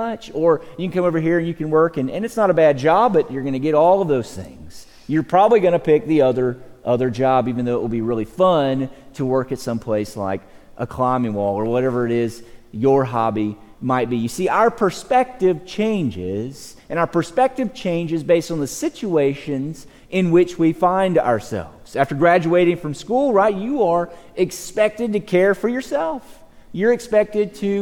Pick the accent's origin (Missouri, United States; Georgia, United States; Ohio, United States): Georgia, United States; moved away as an adult; now in Texas, United States; I'm from Georgia